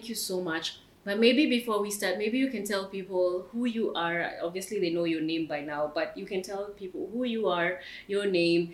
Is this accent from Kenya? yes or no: yes; Kenya; my home country, Kenya